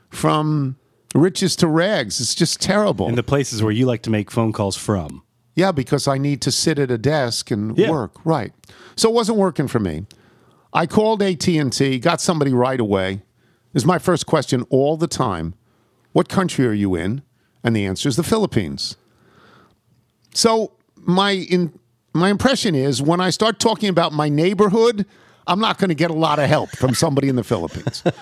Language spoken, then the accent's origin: English; Crawfordsville, Indiana, United States; the list of famous people from my hometown of Crawfordsville, Indiana, is pretty boring.